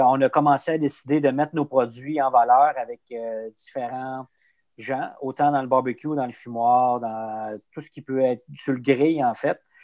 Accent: Abitibi, Quebec, Canada; moi, je viens d'Abitibi

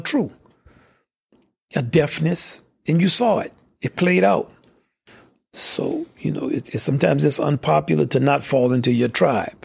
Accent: the South, United States; I'm from the South. I grew up in segregation.

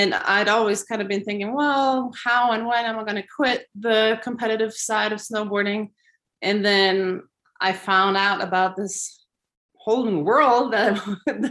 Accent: Switzerland; moved away; growing up in Switzerland

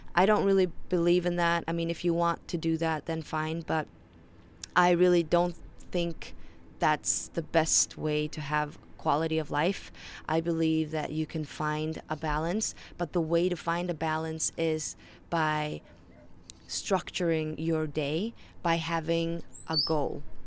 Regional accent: Faroe Islands; accent: Faroese; first language Faroese; English is a second language; English is my third language, so if you detect an accent, that is why. My first language is Faroese, my second language is Danish, and then my third language is English.

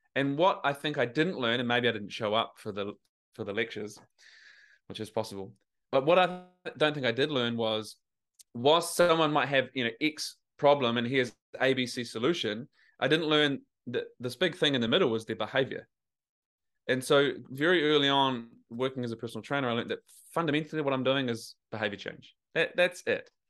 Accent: New Zealand; moved away as an adult; now in Australia; I live in Australia, I'm from New Zealand, but I was trying to grapple with my accent.

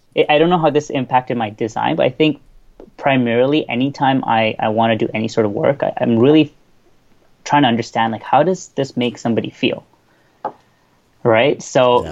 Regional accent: Toronto, Ontario, Canada; also born or lived in Bahrain; I'm from Toronto, Canada.

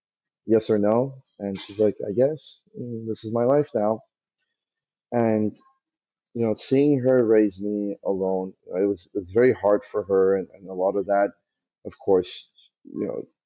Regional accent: Kentucky, United States; moved away as an adult; also born or lived in Iran; growing up in Kentucky, and really love going back there now. It really does feel like home

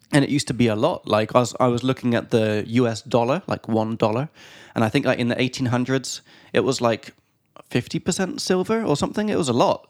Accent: England, United Kingdom; now in Prague, Czech Republic; from England.

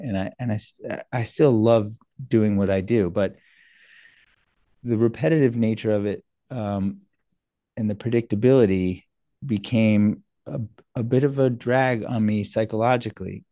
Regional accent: New York, United States; also born or lived in South Africa / Canada; now in Boston, United States; from second grade on, I was in New York, and I've been on the East Coast ever since

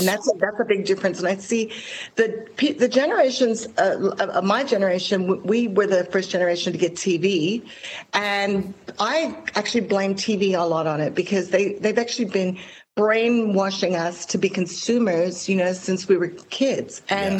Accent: Hong Kong; My story is a bit like yours. I grew up in Hong Kong

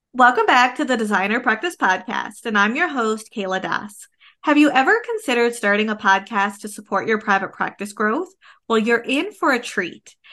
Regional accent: Canada; I am a Canadian social worker, business coach, and private practice owner

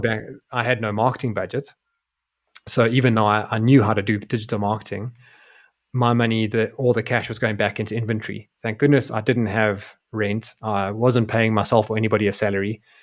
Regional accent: South Africa; moved away as an adult; also born or lived in Europe; my home country of South Africa

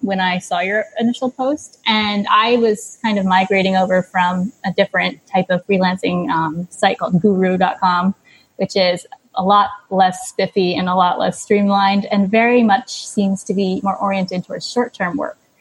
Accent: New York, United States; moved away as an adult; now in Cambodia; I'm a New Yorker, but I moved over here about a decade ago

